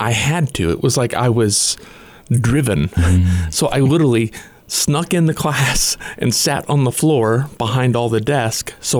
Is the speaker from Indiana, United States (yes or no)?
yes; Greenfield, Indiana, United States; I grew up in Greenfield, Indiana, farm boy